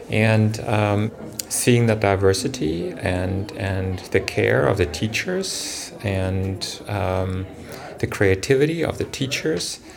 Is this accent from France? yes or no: yes; France; moved away as an adult; now in Bay Area, United States; I'm originally from France and I was bullied a lot there and I saw coming to the Bay Area as like an opportunity